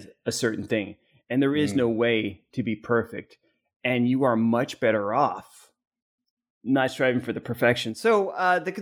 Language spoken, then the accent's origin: English; Arizona, United States; I grew up in Arizona